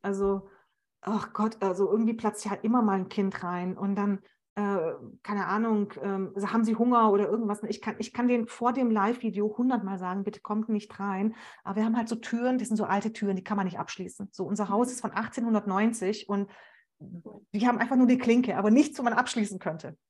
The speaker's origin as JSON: {"language": "German", "town": "Stuttgart", "region": "Baden-Württemberg", "country": "Germany", "tie": "born or raised there", "said": "ich komme ja auch noch aus Stuttgart"}